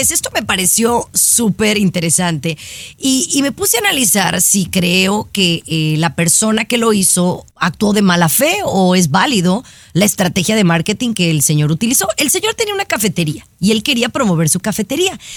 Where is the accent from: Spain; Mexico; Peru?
Mexico; ¿Soy una mexicana nacida en México?